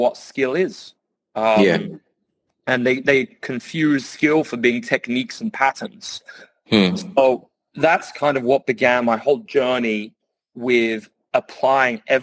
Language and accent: English; Guildford, South East England, United Kingdom; I grew up in Guildford in Surrey